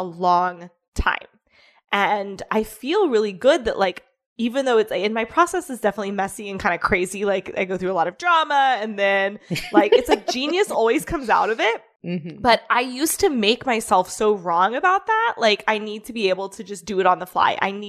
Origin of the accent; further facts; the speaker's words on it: Midwest, United States; I grew up poor in the Midwest.